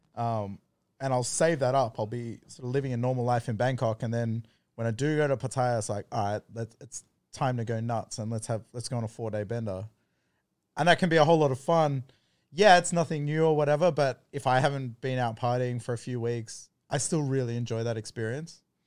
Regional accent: East Coast of Australia, Australia; moved away as an adult; now in Thailand; I grew up on the East Coast

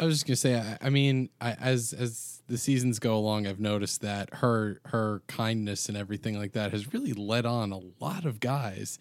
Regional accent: New York, United States; we're all from New York here

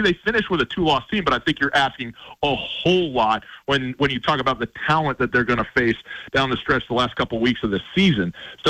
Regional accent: Missoula, Montana, United States; born or raised there

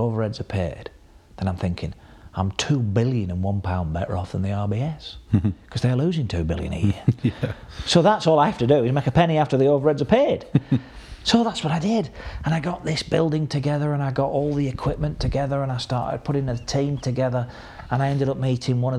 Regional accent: Burnley, North West England, United Kingdom; where are you from? I said, Burnley

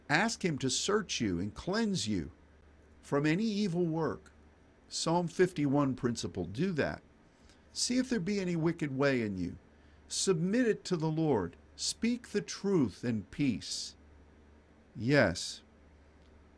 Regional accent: United States; as an American

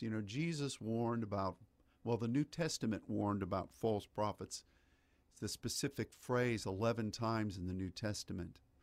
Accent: United States; as an American

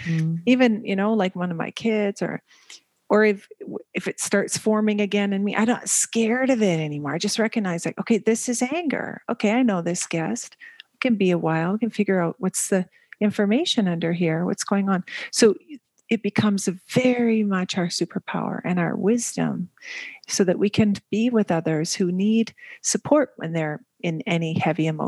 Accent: Canada; moved away as an adult; also born or lived in Asia / Middle East; now in Belgium; I am Canadian, and we've been living, jumping from country to country.

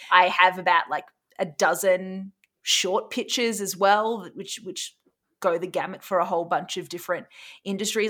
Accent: Australia; now in Canada

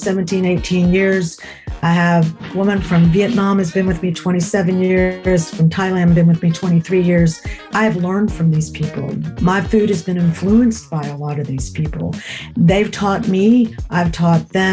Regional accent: Memphis, Tennessee, United States; also born or lived in New York City; couldn't leave my hometown

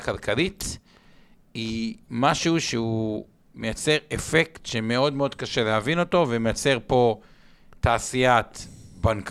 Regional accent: Israel; בתור ישראלים

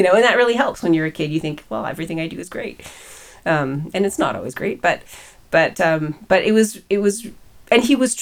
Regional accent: Winnipeg, Manitoba, Canada; moved away as an adult; now in Waterloo, Canada; we came back because Preston got a job back in Canada, in Winnipeg, in fact. And so we moved back to my hometown

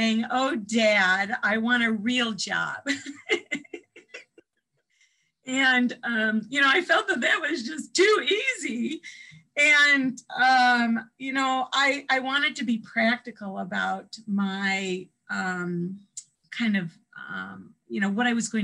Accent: Evanston, Illinois, United States; moved away as an adult; also born or lived in Madison, Wisconsin / California; I grew up in the Midwest outside of Chicago, in Evanston, home of Northwestern University

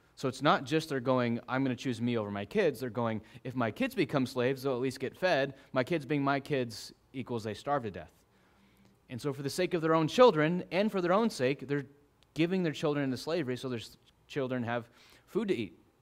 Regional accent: Arizona, United States; growing up in Arizona

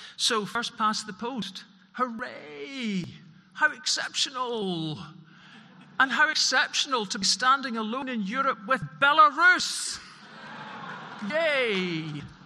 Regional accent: Scotland, United Kingdom; for Scotland in particular, we have a geopolitical location to die for. We are part Celt, we're part Nordic, we're part British. We're a mongrel nation

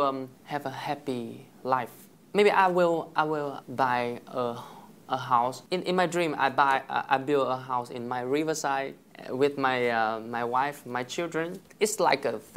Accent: Bac Giang, Vietnam; English is a second language; moved away as an adult; now in Hanoi, Vietnam; I went to high school about 10 years ago in my hometown. It's Bắc Giang

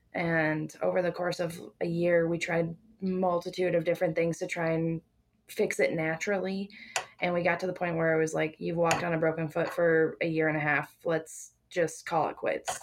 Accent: South Dakota, United States; now in Grand Junction, Colorado, United States; I'm originally from South Dakota

